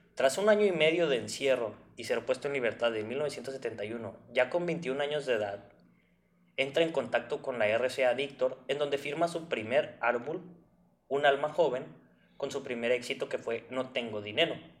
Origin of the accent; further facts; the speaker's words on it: northern Mexico, Mexico; una persona de, del norte de México